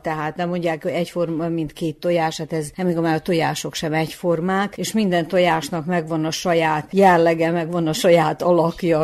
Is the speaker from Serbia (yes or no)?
yes; Zrenjanin, Vojvodina, Serbia; a szülővárosomban, ezen a helyen, ahol élek